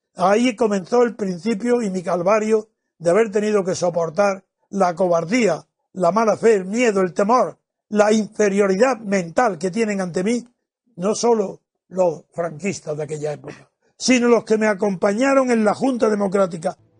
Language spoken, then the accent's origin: Spanish; Spain; also born or lived in Madrid; El problema mío como español